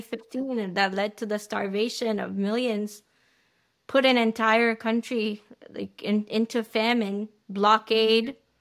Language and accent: English; United States; as an American